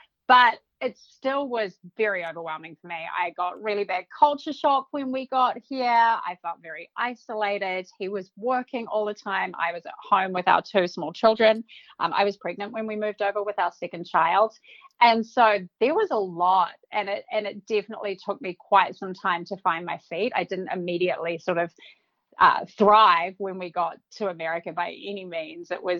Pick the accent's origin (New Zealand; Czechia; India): New Zealand; moved away as an adult; now in Midwest, United States; I'm from New Zealand. I grew up in New Zealand, born and bred. Didn't move to the States until I was 30